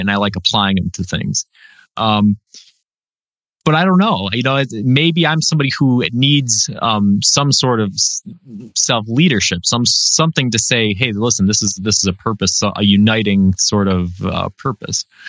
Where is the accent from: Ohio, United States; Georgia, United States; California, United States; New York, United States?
New York, United States; Western; I'm from New York, so everybody assumes I'm from the city, but I'm from Western New York